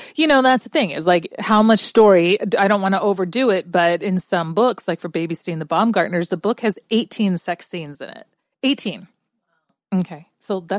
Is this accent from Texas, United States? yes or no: yes; San Antonio, Texas, United States; I'm from San Antonio, Texas.